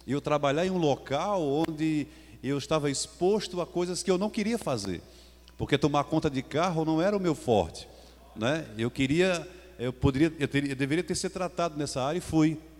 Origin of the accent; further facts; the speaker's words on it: Caruaru, Pernambuco, Brazil; Eu vim lá de Caruaru, nós somos pernambucanos